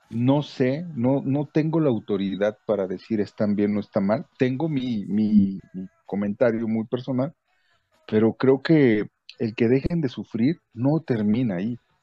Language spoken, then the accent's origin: Spanish; Mexico; como mexicanos